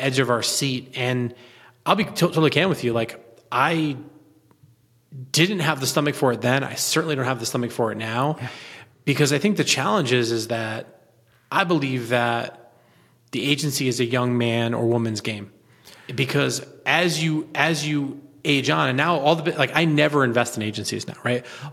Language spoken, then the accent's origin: English; Southern Connecticut, United States; I grew up in Southern Connecticut, son of a union dad who used to be a butcher.